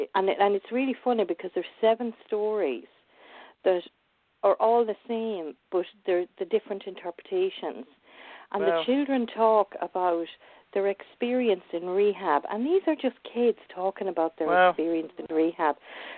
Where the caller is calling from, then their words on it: Ireland; also born or lived in England; So I'm actually ringing from England, but I live in Ireland.